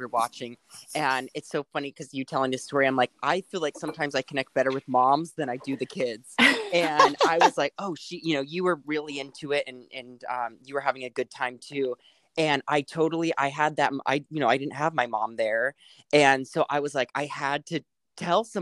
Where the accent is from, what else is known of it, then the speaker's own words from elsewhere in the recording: San Diego, California, United States; moved away; they heard that I was from San Diego